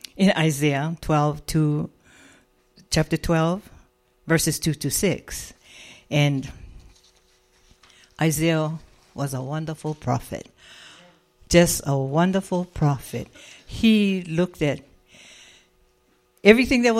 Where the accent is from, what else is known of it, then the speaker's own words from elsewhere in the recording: Hawaii, United States; now in Las Vegas, United States; We come from Hawaii.